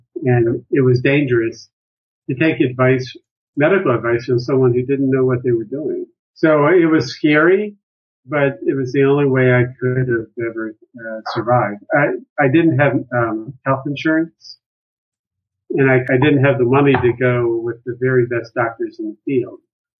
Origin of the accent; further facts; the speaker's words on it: United States; moved away as an adult; also born or lived in Reston, Virginia / Columbia, Maryland / Cooperstown area, New York; I'm from the Washington DC area.